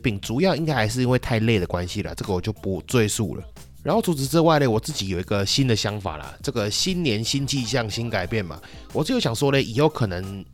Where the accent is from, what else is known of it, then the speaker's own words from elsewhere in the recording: Taichung, Taiwan; 所以我的小时候以及我的爸爸 小时候都是在丰甲公园那边长大